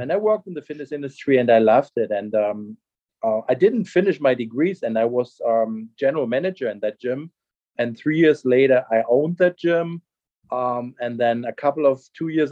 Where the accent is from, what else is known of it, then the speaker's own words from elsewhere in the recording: Germany; English is a second language; moved away as an adult; also born or lived in Hawaii; now in Charlotte, United States; I'm born and raised in Germany.